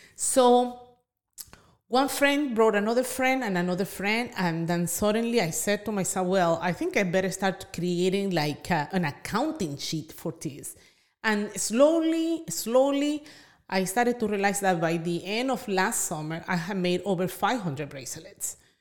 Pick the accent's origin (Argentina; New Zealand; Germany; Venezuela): Venezuela; moved away; I'm from Venezuela